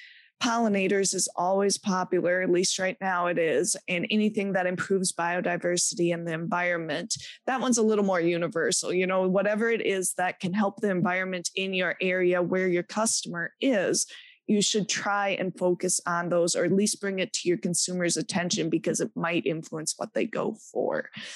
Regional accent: Midwest, United States; people look at me and they go, I think you're from the Midwest. You're not from here. I thought I lost my accent years ago, but not so much.

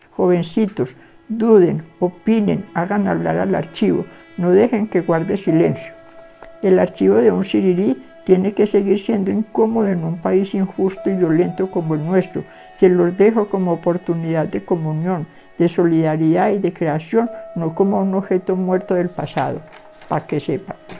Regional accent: Colombia; nos merecemos tanto vivir acá y vivir bien, porque es nuestro puto país

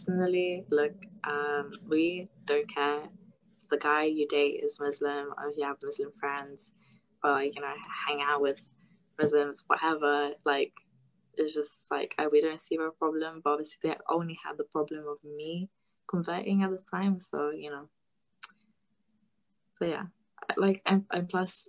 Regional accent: Lithuania; moved away; I'm originally from Lithuania

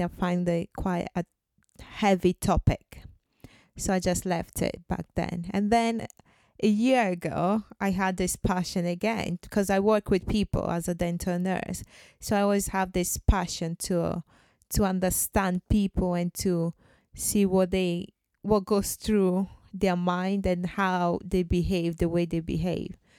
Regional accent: Ghana; I'm from Ghana.

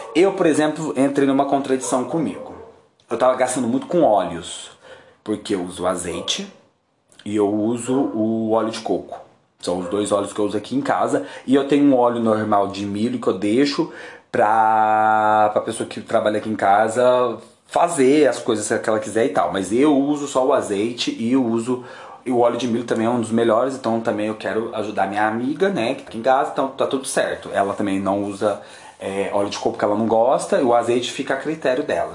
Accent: Uberaba, Minas Gerais, Brazil; moved away as an adult; also born or lived in São José do Rio Preto; Quando eu voltei a morar em Uberaba, minha terra natal, depois de anos fora

